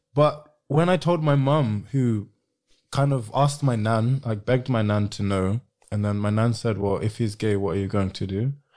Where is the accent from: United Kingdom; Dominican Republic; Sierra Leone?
Sierra Leone; I'm from Sierra Leone, which isn't far from Ghana